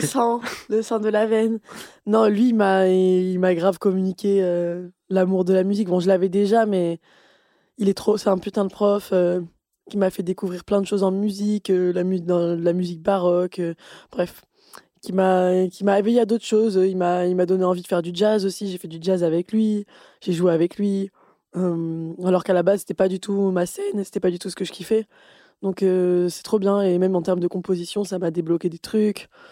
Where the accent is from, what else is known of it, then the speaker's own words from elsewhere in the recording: Avignon, Provence-Alpes-Côte d'Azur, France; j'ai grandi à Avignon